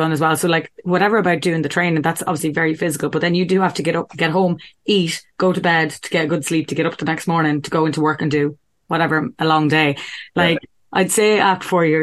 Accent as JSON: {"language": "English", "country": "Ireland", "also_born_or_lived": "Sydney / Melbourne / America", "said": "we're Irish"}